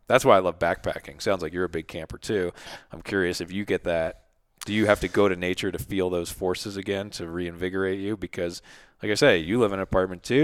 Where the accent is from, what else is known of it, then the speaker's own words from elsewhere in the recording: Philadelphia, Pennsylvania, United States; I grew up in Philly